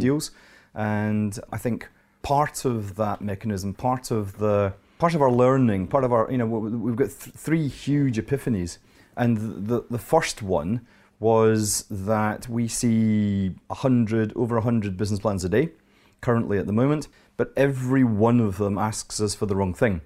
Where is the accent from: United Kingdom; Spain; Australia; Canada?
United Kingdom; Scotland; Here I am, an accountant, an investment banker, and I'm Scottish